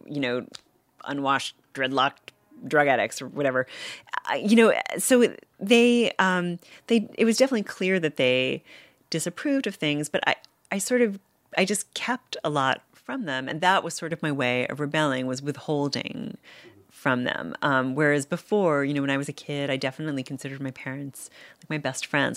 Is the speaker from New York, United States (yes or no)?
yes; New York, United States; moved away as an adult; now in Cambridge, United States; I'm from New York